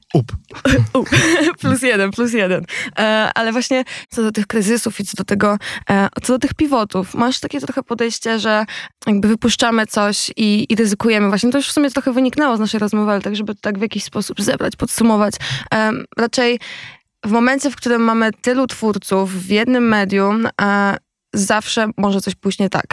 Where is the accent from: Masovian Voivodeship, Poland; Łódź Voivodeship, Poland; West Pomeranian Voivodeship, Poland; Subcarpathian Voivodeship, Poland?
West Pomeranian Voivodeship, Poland; Koszalin; ja z Koszalina